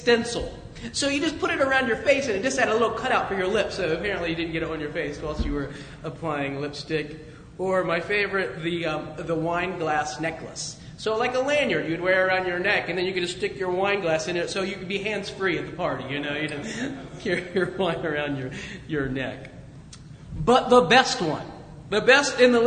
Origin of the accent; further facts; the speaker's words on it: Dayton, Ohio, United States; I'm from Dayton, Ohio